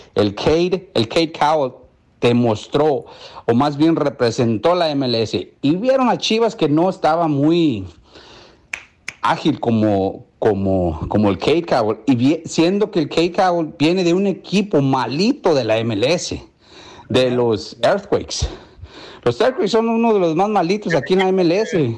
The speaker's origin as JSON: {"language": "Spanish", "country": "Mexico", "moved": "yes", "lives_now": "United States", "said": "yo como mexicano"}